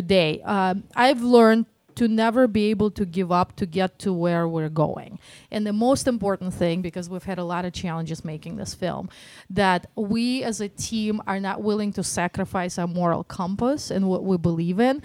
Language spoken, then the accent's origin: English; Moscow, Russia; accent: Russian Detroit; now in Detroit, United States; I grew up in Moscow.